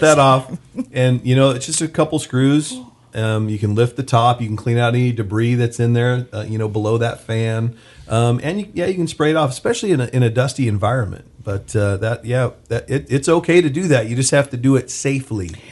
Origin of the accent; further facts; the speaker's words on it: Bakersfield, California, United States; I was born and raised here in Bakersfield